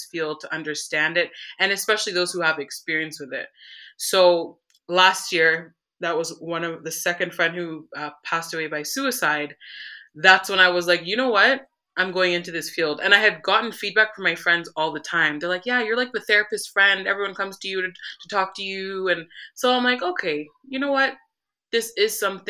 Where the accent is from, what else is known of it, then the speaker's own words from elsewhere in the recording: Newmarket, Ontario, Canada; I was born and raised in Newmarket, Ontario, so which is north of Toronto.